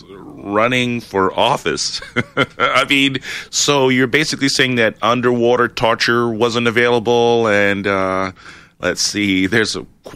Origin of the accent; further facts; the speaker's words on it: Long Island, New York, United States; moved away as an adult; I am from Long Island. I was born, raised in New York